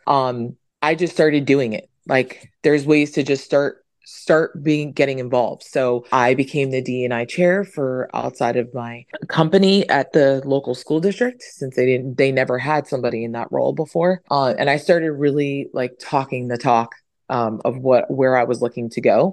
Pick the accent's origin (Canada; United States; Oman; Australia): United States; New York; I am originally from New York, and my parents are, I'm 100% Dominican. My parents are from Dominican Republic